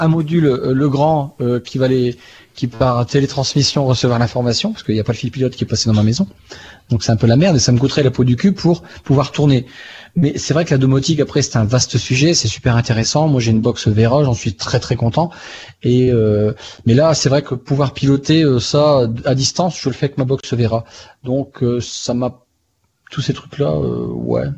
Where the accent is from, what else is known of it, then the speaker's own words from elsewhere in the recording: France; je suis français